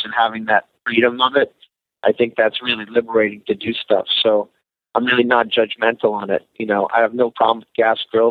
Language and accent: English; Northeast, United States; I grew up in the Northeast